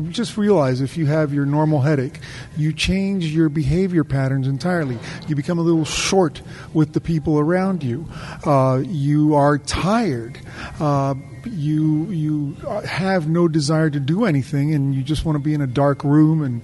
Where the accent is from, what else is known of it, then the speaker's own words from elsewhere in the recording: Miami, Florida, United States; also born or lived in New Orleans, Louisiana; now in Tampa, United States; I grew up in Florida, in Miami